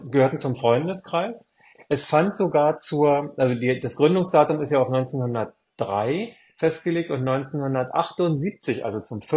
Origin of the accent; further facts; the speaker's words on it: Spandau, Berlin, Germany; born there; wohne ich wieder da, wo ich geboren bin, in, in dem Stadtteil oder der Stadt ähm, Spandau